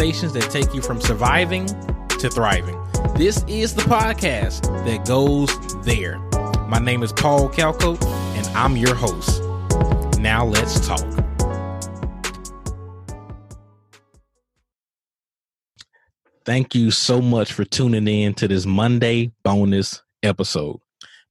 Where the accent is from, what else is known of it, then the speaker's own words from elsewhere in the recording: Mississippi, United States; Mississippi, my home state